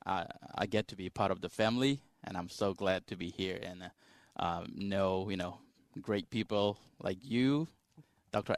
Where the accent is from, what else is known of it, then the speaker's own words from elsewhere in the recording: Myanmar; moved away; I come from Myanmar, also known as Burma.